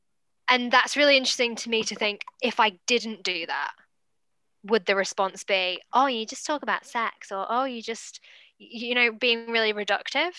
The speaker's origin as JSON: {"language": "English", "region": "England", "country": "United Kingdom", "accent": "posh British / English accent", "moved": "yes", "lives_now": "Auckland, New Zealand", "said": "No part of my DNA is English."}